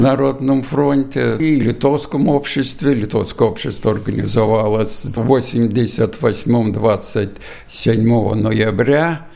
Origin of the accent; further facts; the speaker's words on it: Lithuania; also born or lived in Riga, Latvia; now in Latvia; я из Бажикайского района